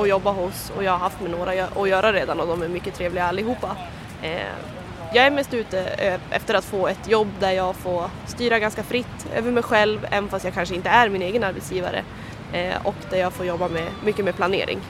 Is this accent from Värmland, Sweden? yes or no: no; Örnsköldsvik, Västernorrland County, Sweden; moved away as an adult; now in Umeå, Sweden; kommer ursprungligen från Örnsköldsvik och pluggar då i Umeå.